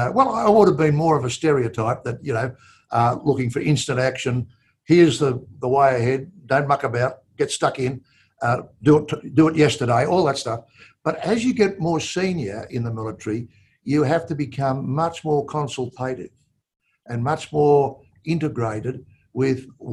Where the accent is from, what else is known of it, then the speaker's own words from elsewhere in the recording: Australia; pride at being an Australian